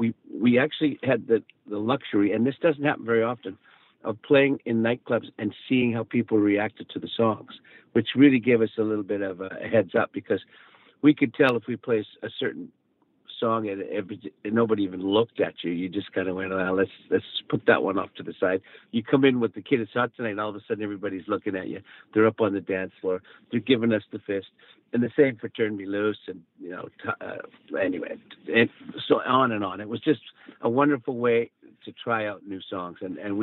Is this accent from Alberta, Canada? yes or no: yes; Calgary, Alberta, Canada; we came to Vancouver from Calgary to record and actually to get together with Bruce Allen, our manager